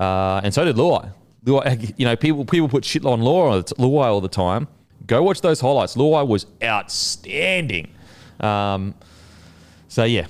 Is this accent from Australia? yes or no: yes; Queensland, Australia; as a Queenslander